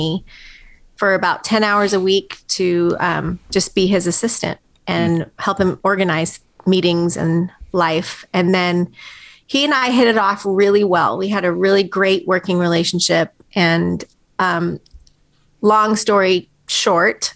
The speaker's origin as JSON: {"language": "English", "region": "California", "country": "United States", "tie": "born or raised there", "also_born_or_lived": "Tehran, Iran / London, United Kingdom", "moved": "as an adult", "lives_now": "Tennessee, United States", "said": "I grew up in California, lived there my whole life until I moved here to Tennessee 7 years ago"}